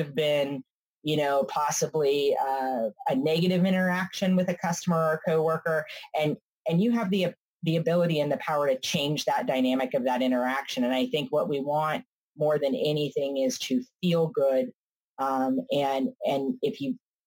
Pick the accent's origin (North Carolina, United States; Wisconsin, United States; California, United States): California, United States; I'm from California